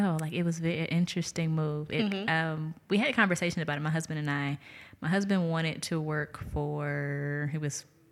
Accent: Detroit, Michigan, United States; moved away as an adult; now in Jackson, United States; I am from Detroit, Michigan.

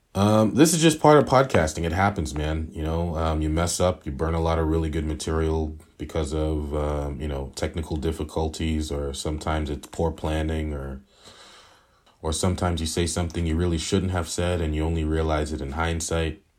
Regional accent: Boston, Massachusetts, United States; We are all from Boston, Massachusetts

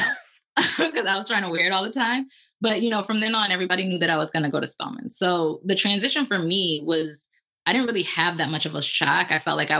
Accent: Lansing, Michigan, United States; moved away as an adult; also born or lived in Atlanta; I was born and raised in Lansing, Michigan

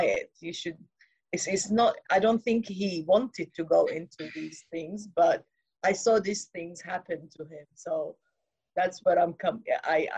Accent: England, United Kingdom; I grew up in England as well

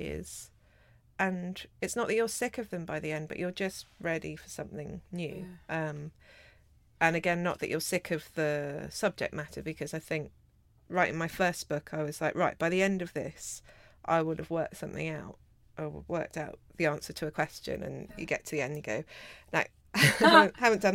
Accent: London, United Kingdom; also born or lived in Australia; growing up between Peckham and Australia

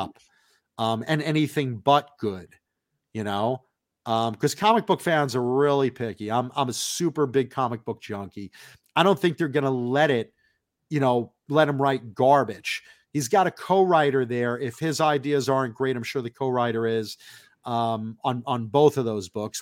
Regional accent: Long Island, New York, United States; moved away; also born or lived in Hollywood, California; I'm a very proud Long Islander

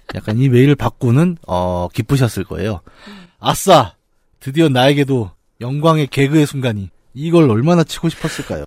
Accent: Bucheon, Gyeonggi Province, South Korea; 우리 고향 부천에서

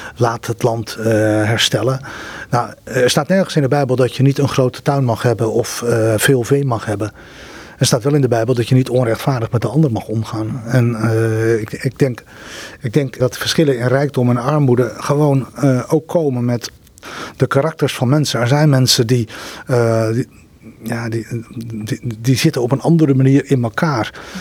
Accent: Netherlands; wij als Nederlanders

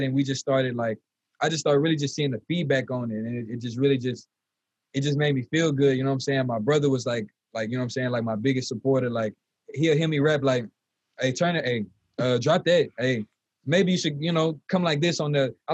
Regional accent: Lafayette, Louisiana, United States; originally I was born in Lafayette, you know, born and raised

